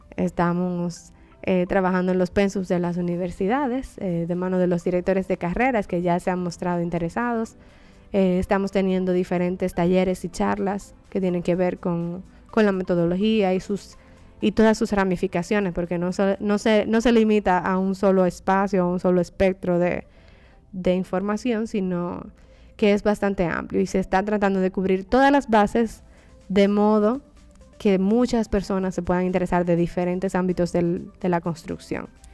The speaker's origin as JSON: {"language": "Spanish", "country": "Dominican Republic", "also_born_or_lived": "England", "said": "trabajando en mi país y en mi región"}